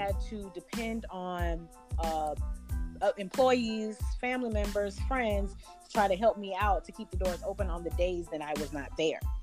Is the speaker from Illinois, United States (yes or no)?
no; Sacramento, California, United States; now in Albany, United States; i grew up in sacramento california so I'm now in Albany, Georgia